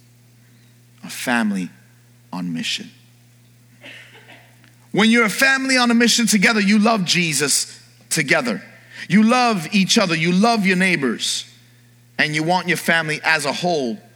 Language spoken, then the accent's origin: English; New York, United States; moved away; I grew up in New York in the early part of my life.